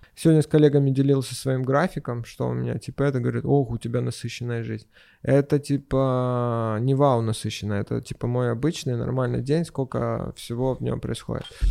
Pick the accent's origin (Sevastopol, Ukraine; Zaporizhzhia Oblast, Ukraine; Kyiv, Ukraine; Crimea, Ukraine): Sevastopol, Ukraine; мороженое даже ел а, в детстве в Севастополе